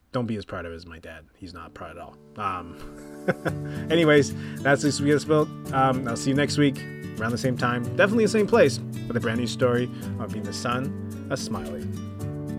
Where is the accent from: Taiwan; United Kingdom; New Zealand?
Taiwan; Taipei; moved away; I'm from Taipei, Taiwan